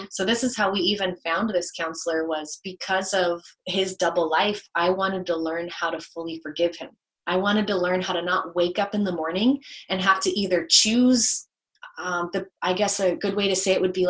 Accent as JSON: {"language": "English", "region": "the South", "country": "United States", "tie": "born or raised there", "said": "I grew up in the South"}